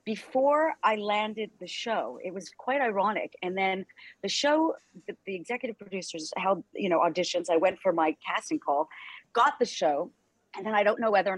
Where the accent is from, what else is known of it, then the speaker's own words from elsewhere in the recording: Canada; accent: Canadian; my Canadian accent